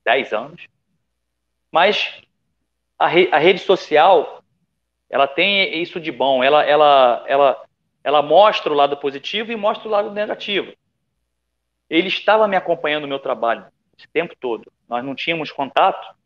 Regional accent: Rio de Janeiro, Brazil; moved away as an adult; now in Bali, Indonesia; a gente acaba misturando o sotaque, mas sou carioca da gema

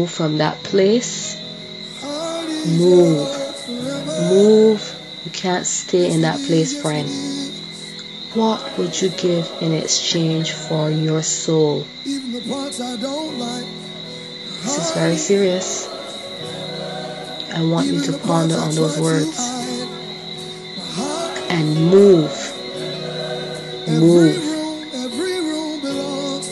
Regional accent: Barbados; Barbados. Of course, my hometown

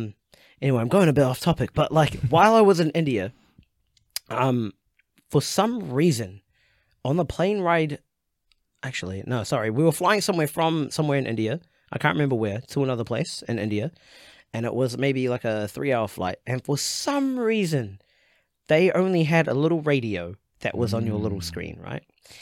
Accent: New Zealand; born or raised there

